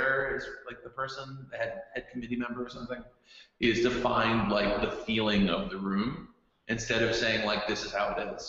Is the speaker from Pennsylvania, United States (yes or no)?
yes; Philadelphia, Pennsylvania, United States; I grew up in Philadelphia.